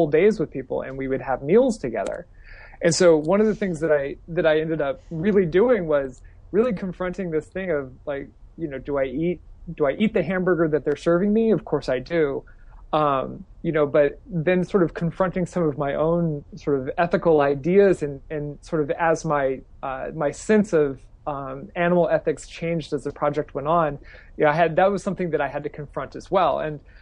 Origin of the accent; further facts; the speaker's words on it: Idaho, United States; now in Texas, United States; I'm from Idaho originally